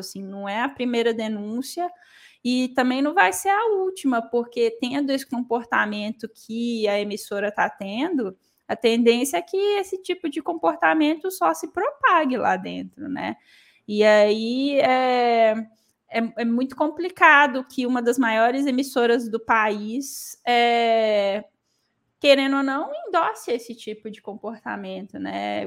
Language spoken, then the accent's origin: Portuguese; Minas Gerais, Brazil; como mineira